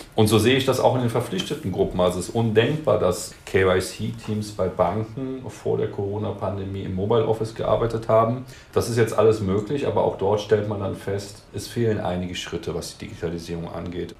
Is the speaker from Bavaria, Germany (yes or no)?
no; Cologne, North Rhine-Westphalia, Germany; Ich komme aus dem Rheinland, aus Köln.